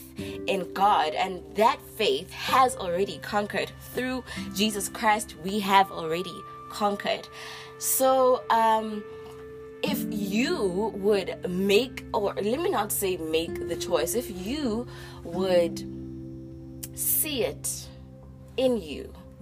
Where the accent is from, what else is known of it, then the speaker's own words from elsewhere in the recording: South Africa; you are from my home country, SA